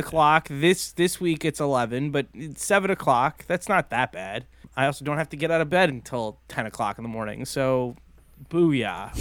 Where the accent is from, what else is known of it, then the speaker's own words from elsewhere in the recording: Silver Spring, Maryland, United States; my hometown of Silver Spring